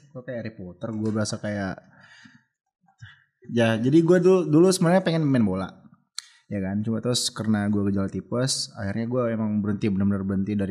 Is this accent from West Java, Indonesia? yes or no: no; Medan, North Sumatra, Indonesia; gue lagi sekolah uh, jadi gue Medan Jakarta dan kebetulan gue kan orang Medan